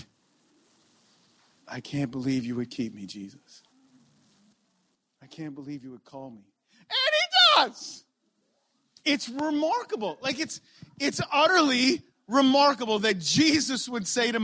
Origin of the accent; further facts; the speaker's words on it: Ontario, Canada; moved away as an adult; I'm from Ontario and I just moved here 3 months ago